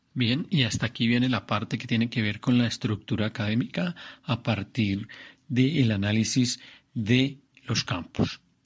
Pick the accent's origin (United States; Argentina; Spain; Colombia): Colombia; soy un colombiano, un colombiano que quiere la libertad